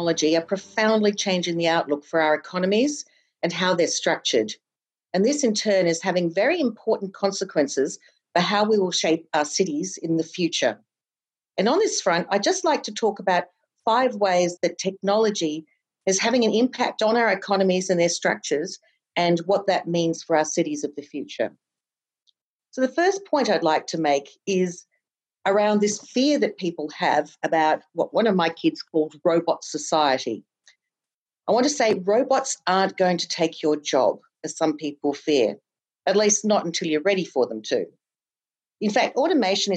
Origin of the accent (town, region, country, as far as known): Australia